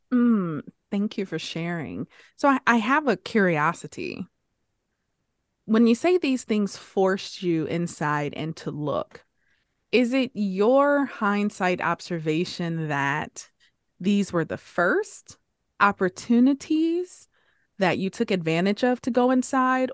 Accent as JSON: {"language": "English", "town": "Detroit", "region": "Michigan", "country": "United States", "tie": "born or raised there", "said": "Growing up in Detroit, where everything, everyone around me was black, African-American"}